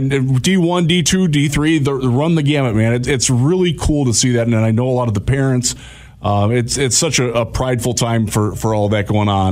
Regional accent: Cleveland, Ohio, United States; moved away; I'm, I'm, I'm from the Cleveland area

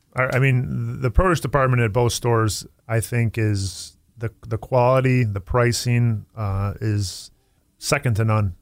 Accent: Tonawanda, New York, United States; I, I grew up in Tonawanda

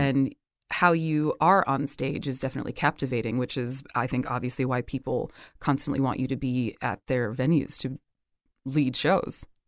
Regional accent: New Jersey, United States; moved away; I'm from New Jersey originally

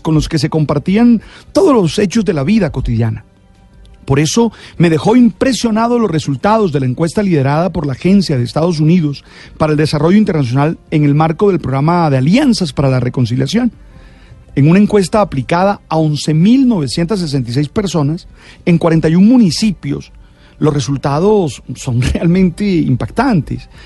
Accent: Santa Marta, Magdalena, Colombia; Nací en Santa Marta, una ciudad ah, pequeña en la que casi todos nos conocíamos

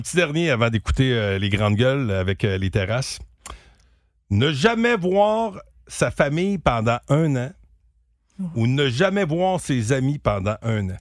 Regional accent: Gentilly, Quebec, Canada; j'ai grandi à Gentilly ou grossi à Gentilly

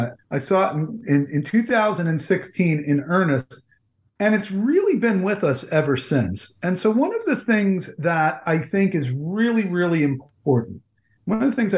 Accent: New Jersey, United States; also born or lived in Washington, D.C.; Growing up in New Jersey

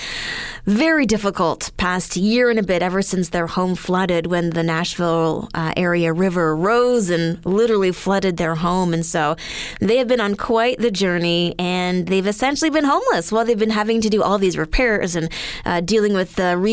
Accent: Alberta, Canada; Growing up in Alberta

